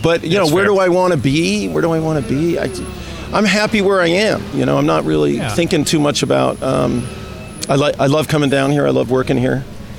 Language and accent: English; New York, United States; moved away; I grew up in New York